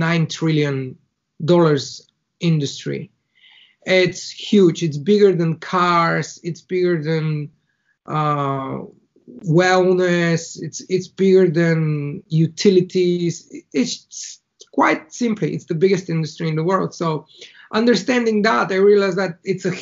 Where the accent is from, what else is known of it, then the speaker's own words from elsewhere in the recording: Bulgaria; first language Bulgarian; English is a second language; moved away as an adult; now in Ireland; I was born in Bulgaria, in a very small town in the middle of the country